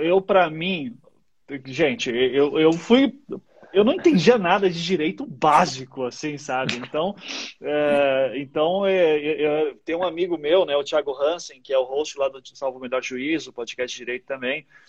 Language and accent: Portuguese; Paraná, Brazil; also born or lived in Recife; eu sou do Paraná, né? Nasci em Recife, mas assim, cresci a vida inteira no Paraná